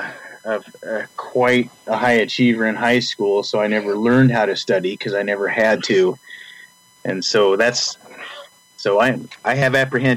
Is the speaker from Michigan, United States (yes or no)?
no; Ord, Nebraska, United States; moved away as an adult; now in North Carolina, United States; I was raised in Ord, Nebraska, home of the Chanticleers